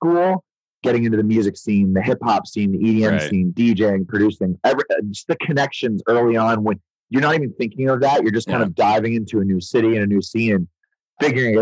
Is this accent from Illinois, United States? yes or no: no; Pittsburgh, Pennsylvania, United States; moved away as an adult; also born or lived in California; now in Philadelphia, United States; I grew up in Pittsburgh. I was born in California, moved around a few times as a kid, but moved to Pittsburgh when I was in like second grade